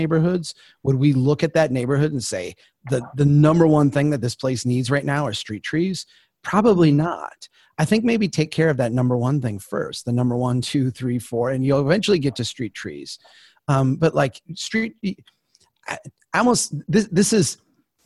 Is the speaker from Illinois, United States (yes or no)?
no; Brainerd, Minnesota, United States; my hometown of Brainerd is a old railroad town